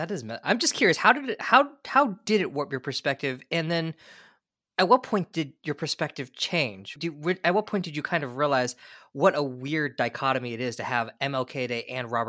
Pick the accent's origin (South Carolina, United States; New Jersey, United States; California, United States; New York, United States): California, United States; I grew up in California, which is a much different environment.